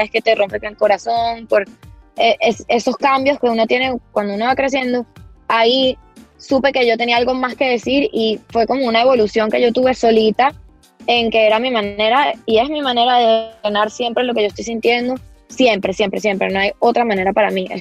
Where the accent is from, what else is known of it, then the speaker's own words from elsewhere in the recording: Venezuela; Mi familia es venezolana desde hace generaciones, muchas generaciones